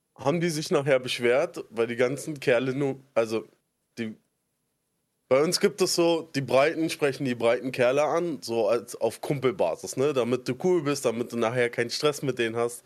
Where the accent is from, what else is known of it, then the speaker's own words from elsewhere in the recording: Berlin, Germany; ich komme aus Spandau, so Randgebiet von, bei Berlin